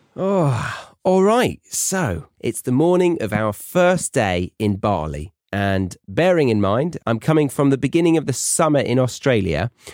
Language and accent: English; United Kingdom; as a Brit abroad